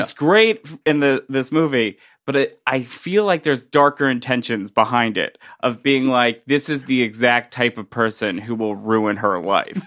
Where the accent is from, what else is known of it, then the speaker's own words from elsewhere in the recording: Middletown, New Jersey, United States; I'm from Middletown, New Jersey